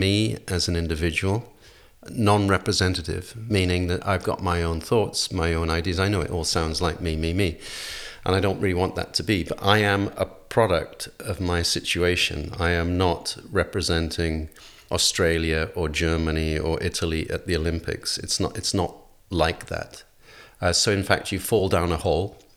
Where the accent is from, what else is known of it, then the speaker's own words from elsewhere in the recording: Wales, United Kingdom; moved away; also born or lived in London; to come from Wales